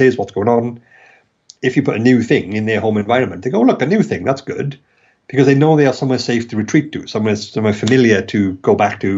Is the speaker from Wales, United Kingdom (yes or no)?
yes; Wales, United Kingdom; accent: Welsh; my ridiculous Welsh accent